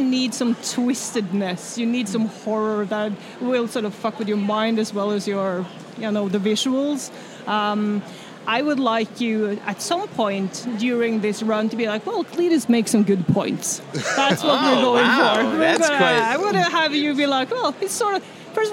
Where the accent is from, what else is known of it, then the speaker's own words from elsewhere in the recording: Norway; I'm from Norway, if that wasn't clear. I'm named after Thor. I grew up with the Norse myths